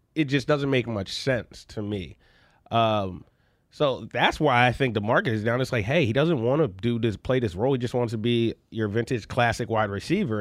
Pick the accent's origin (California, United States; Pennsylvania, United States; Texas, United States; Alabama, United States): Pennsylvania, United States; Philadelphia; I grew up in Philadelphia